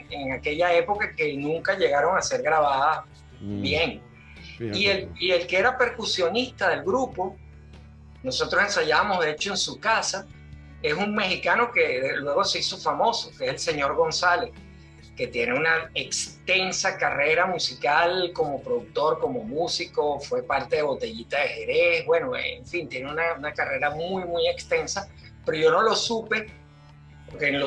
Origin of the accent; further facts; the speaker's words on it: Altamira, Miranda, Venezuela; Pero sí, mi, mi infancia y mi adolescencia transcurrió en Altamira.